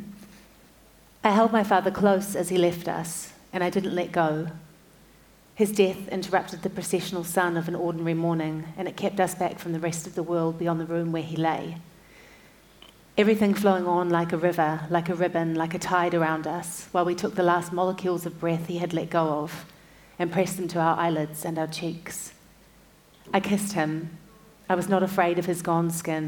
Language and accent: English; Auckland, New Zealand; I was born and raised in Tamaki Makaurau, where most of my family still lives